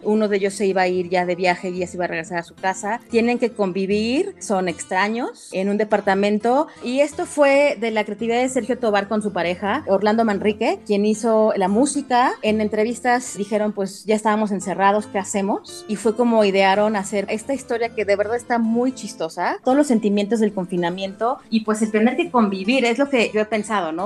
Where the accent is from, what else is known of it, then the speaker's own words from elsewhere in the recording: Mexico; no somos creativos los mexicanos